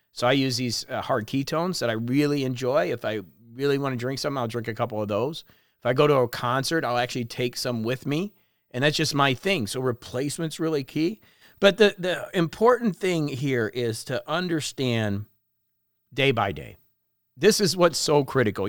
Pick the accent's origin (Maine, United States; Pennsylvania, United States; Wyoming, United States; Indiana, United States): Indiana, United States; La Porte; moved away as an adult; also born or lived in Florida / Miami; when I grew up in LaPorte, I used to think that Chicago was so far away